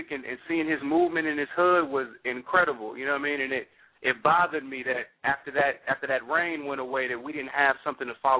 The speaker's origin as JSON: {"language": "English", "town": "Sacramento", "region": "California", "country": "United States", "said": "I'm from Sacramento"}